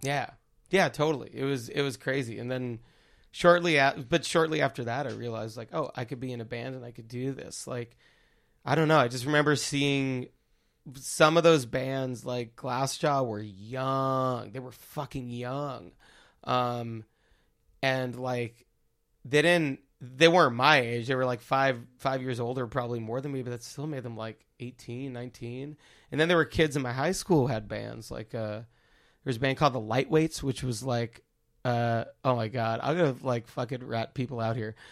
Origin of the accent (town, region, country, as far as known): Baldwin, New York, United States; born or raised there; now in Brooklyn, United States